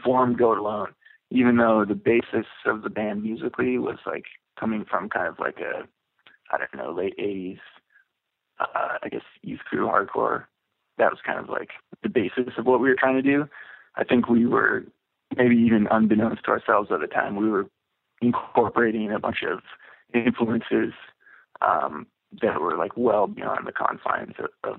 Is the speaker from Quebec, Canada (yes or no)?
no; Vancouver, British Columbia, Canada; Yeah, that is definitely the case from growing up in Vancouver, because it was always like a really small scene.